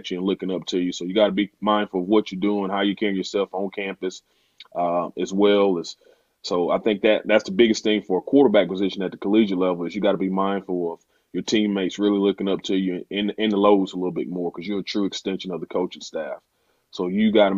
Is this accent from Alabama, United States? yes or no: yes; Theodore, Alabama, United States; also born or lived in Birmingham, Alabama; obviously I'm from the Mobile area, grew up in Theodore, played at Theodore High